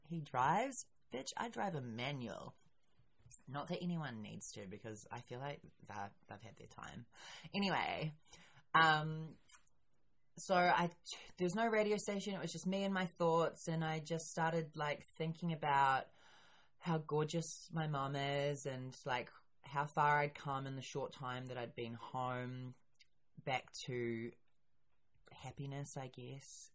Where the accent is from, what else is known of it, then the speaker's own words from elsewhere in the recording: New Zealand; I am a New Zealander